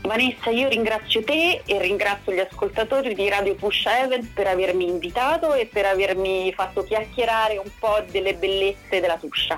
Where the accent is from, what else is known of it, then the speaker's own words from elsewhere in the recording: Rome, Lazio, Italy; io sono di Roma